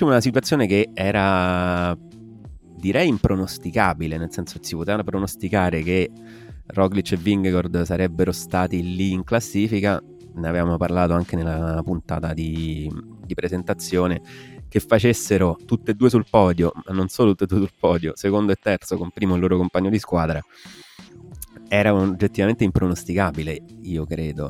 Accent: Southern Italy, Italy; noi qui giù, noi terroni al sud

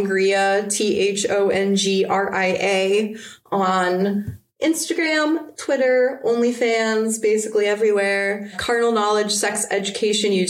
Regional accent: United States; as an American

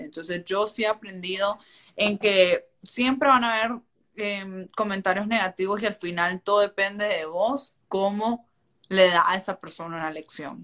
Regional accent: Chinandega, Nicaragua; moved away as an adult; now in United States; soy nicaragüense, que vengo de un pueblo que se llama Chinandega y que soy pueblerina

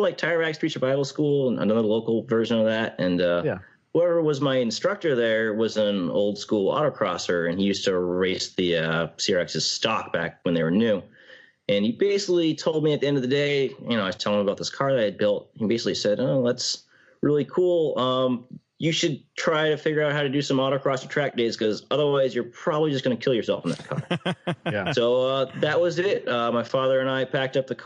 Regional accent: New Hampshire, United States; I'm from New Hampshire

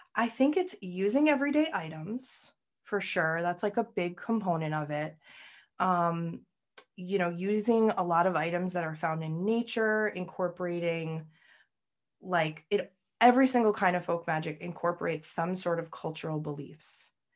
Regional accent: United States; also born or lived in New York; I'm American

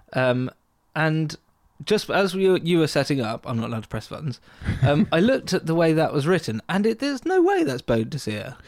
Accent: Essex, East of England, United Kingdom; growing up in Essex

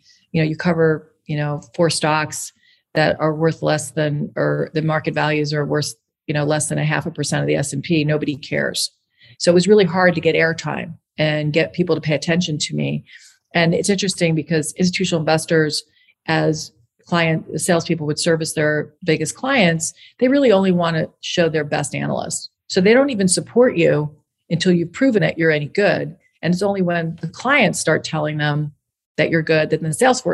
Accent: Long Island, New York, United States; growing up in Long Island, New York and going to public schools that toughened me up

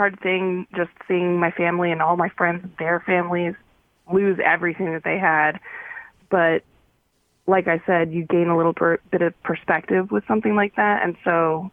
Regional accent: Paradise, California, United States; moved away as an adult; also born or lived in Philadelphia; now in Utah, United States; I'm from a really small town called Paradise in California

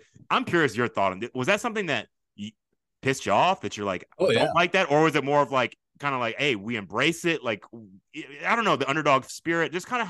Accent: Texas, United States; I'm from Texas

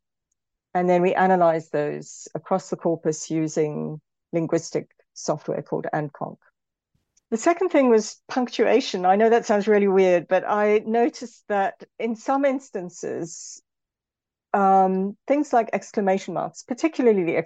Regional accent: South Africa; moved away; also born or lived in Britain; as a South African, for example, I'm often thought, especially in Britain, the way I talk is often sometimes assumed to be aggressive

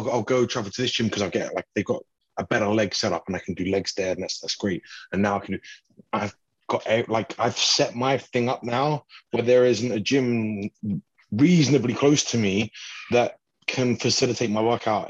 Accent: United Kingdom; as a British person

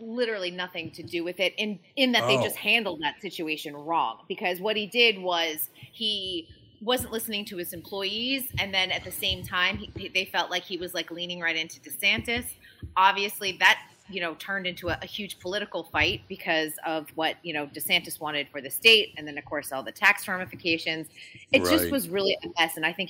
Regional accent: Massachusetts, United States; because I grew up in Massachusetts. We went down to Disney almost once a year, at least for a week's vacation, because it was really affordable at the time.

